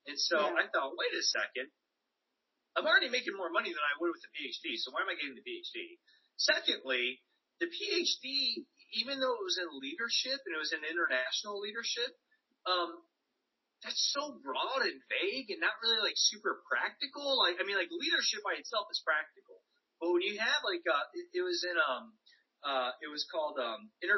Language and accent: English; United States; the school system that I grew up in the States